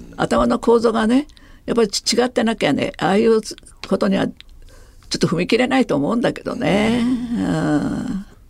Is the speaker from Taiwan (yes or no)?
yes; Taiwan; now in Japan; 私台湾出身ですから